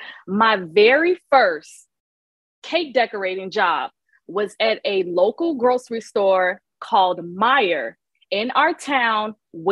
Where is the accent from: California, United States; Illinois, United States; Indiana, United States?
Illinois, United States; Chicago; also born or lived in Romeoville, Illinois; I was born and raised in Chicago, but like you said, not to protect our identity. I feel like I do express that I'm located in a smaller town outside of Chicago. It's about 45 minutes to an hour outside of the heart of the city.